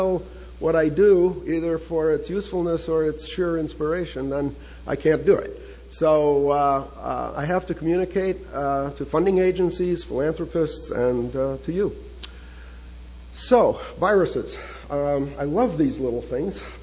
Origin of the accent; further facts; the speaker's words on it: Chicago, Illinois, United States; now in San Diego, United States; So I was raised in Chicago